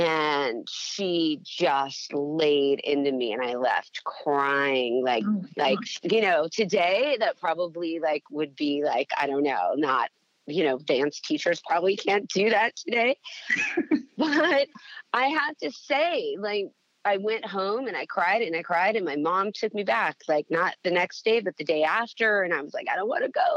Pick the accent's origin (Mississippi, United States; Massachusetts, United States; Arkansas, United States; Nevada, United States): Nevada, United States; Las Vegas; I grew up in Las Vegas